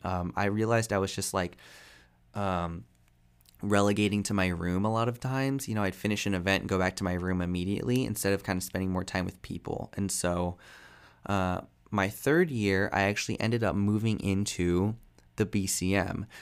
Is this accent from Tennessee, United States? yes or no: no; Fort Myers, Florida, United States; moved away as an adult; now in Tampa, United States; I moved from Fort Myers to Tampa